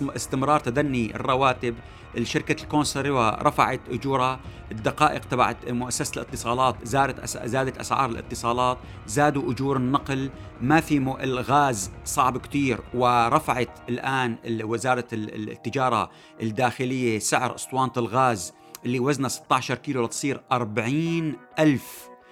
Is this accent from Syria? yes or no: yes; Syria; لنا كسوريين